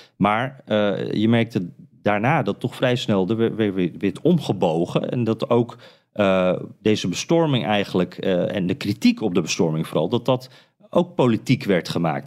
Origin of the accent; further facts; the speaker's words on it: Friesland, Netherlands; moved away as an adult; now in United States; Ik kom uit Friesland